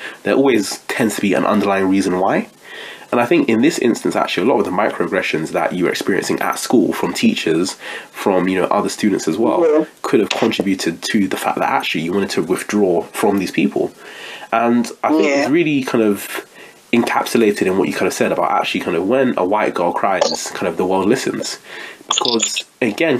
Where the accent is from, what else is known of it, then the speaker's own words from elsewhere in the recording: United Kingdom; as a black British person in the UK